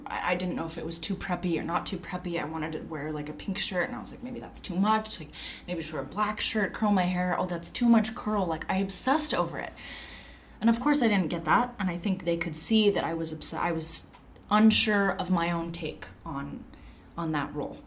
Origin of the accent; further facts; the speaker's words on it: Long Beach, California, United States; I'm from Long Beach.